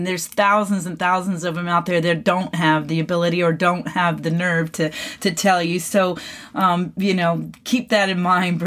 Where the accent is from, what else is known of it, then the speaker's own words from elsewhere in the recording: McKinney, Texas, United States; my hometown here in McKinney, Texas